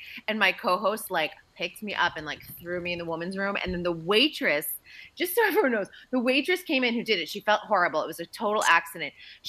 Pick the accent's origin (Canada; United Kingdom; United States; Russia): United States; Andover, Massachusetts; Yeah, we're both from Andover, Mass. And his family had a home, I want to say it was probably about a mile down the road from where I grew up.